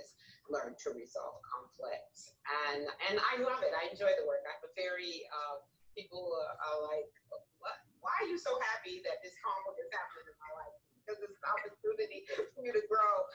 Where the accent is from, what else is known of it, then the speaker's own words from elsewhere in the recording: New York City, New York, United States; I hail from the Bronx